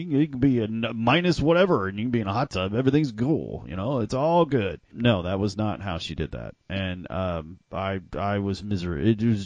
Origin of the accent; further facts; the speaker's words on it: Texas, United States; also born or lived in Mississippi; I lived most of my life in Texas